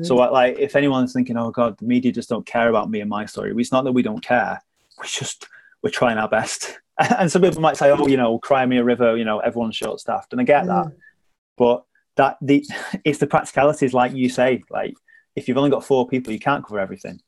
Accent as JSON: {"language": "English", "region": "the north of England", "country": "United Kingdom", "said": "I never felt like being a Northerner held me back. But what I will say is when I first came in, I was I was wary of my accent holding me back."}